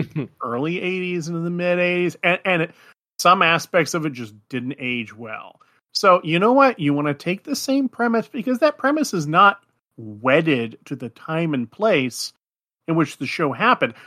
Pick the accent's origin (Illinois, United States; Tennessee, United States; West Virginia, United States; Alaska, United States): Alaska, United States; moved away; I was living up in the wilds of Alaska in a very tiny Athabaskan fishing village at the time